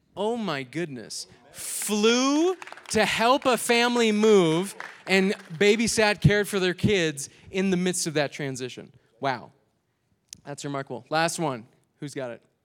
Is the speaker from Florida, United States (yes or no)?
no; Minnesota, United States; I'm from Minnesota